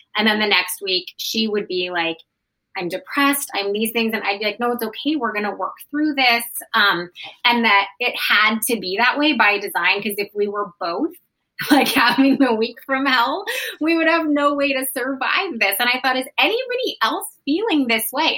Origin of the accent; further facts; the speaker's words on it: Portland, Oregon, United States; we're both from Portland